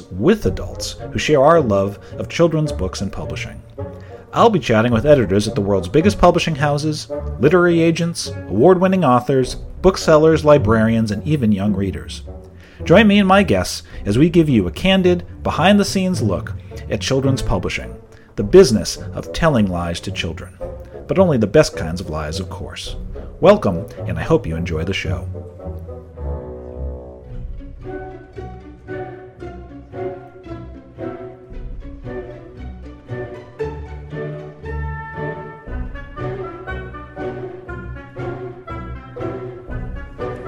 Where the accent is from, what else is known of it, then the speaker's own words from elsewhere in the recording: New England, United States; moved away as an adult; also born or lived in Miami; I'm from New England, so it's not like I grew up down that way